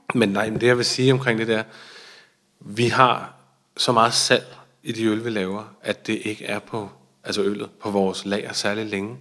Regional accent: Denmark; vi er jo danske, jeg er jo dansker

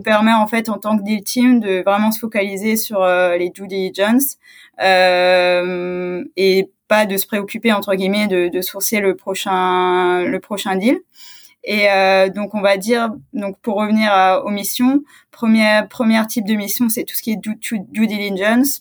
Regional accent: Strasbourg, Grand Est, France; je suis originaire de, de Strasbourg

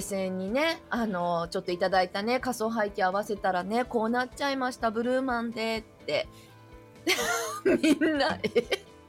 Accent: Kansai, Japan; 関西人としては

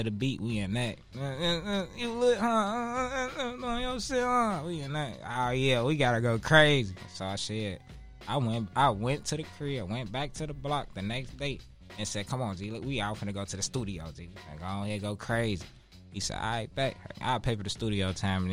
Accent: Chicago, Illinois, United States; growing up in Inglewood, it's tough

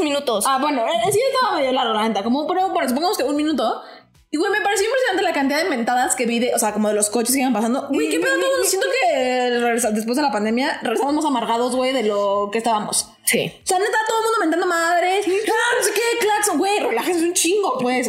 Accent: Mexico; nosotros como mexicanos

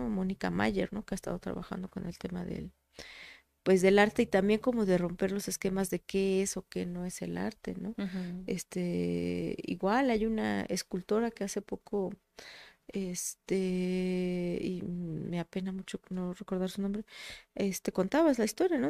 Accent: Tlaxcala, Mexico; mi acta de nacimiento es de Puebla, pero es que yo siempre he vivido en Tlaxcala, he sido de Tlaxcala

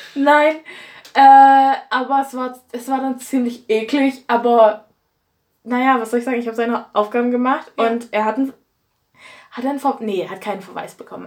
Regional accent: Erzgebirge, Saxony, Germany; ich komme ja aus dem Erzgebirge

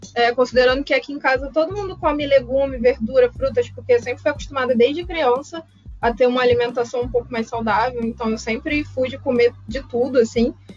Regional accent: Rio de Janeiro, Brazil; Eu sou do Rio de Janeiro

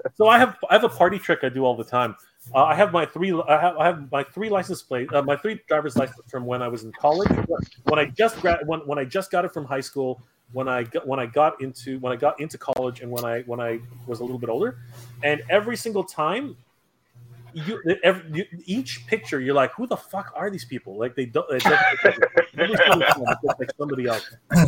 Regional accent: Philippines; most people are surprised to find out that I'm a Filipino.

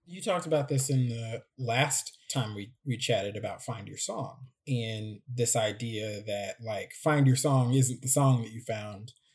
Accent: Midwest, United States; I'm speaking from the Midwest.

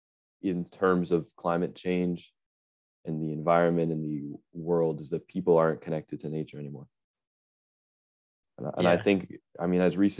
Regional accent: Boston, Massachusetts, United States; I'm from Boston, Massachusetts

